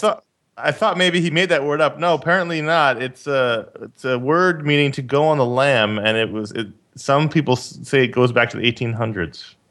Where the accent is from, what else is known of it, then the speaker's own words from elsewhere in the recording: New York City, New York, United States; I grew up in Queens